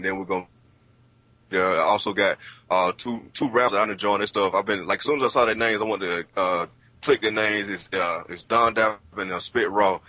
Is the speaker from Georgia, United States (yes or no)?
yes; Atlanta, Georgia, United States; we had a chance to come back to Georgia, go back to Atlanta, you know, go to my home state and do anything.